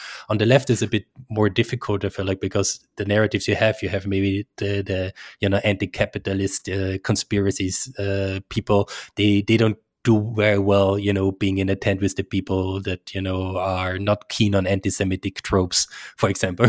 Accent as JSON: {"language": "English", "country": "Austria", "said": "Even, you know, in my home country in Austria and Switzerland, we have a sizable chunk of people that are susceptible to these."}